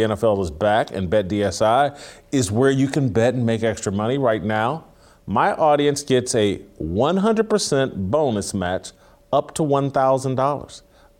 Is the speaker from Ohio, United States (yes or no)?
no; Indianapolis, Indiana, United States; now in Nashville, United States; I live here in Nashville. I grew up in Indianapolis.